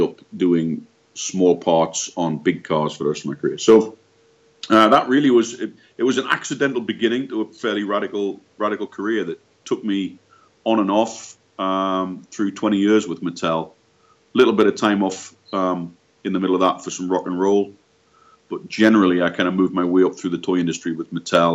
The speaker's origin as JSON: {"language": "English", "town": "Newcastle upon Tyne", "region": "North East England", "country": "United Kingdom", "tie": "born or raised there", "moved": "as an adult", "said": "I'm originally from Newcastle upon Tyne in the northeast of England. Feels like a long way away now. So I grew up in the northeast of England."}